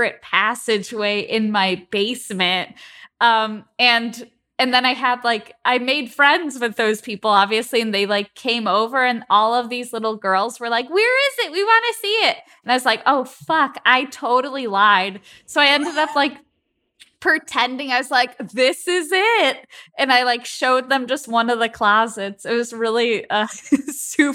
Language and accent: English; Chicago, Illinois, United States; I'm from the Midwest. I'm from Chicago.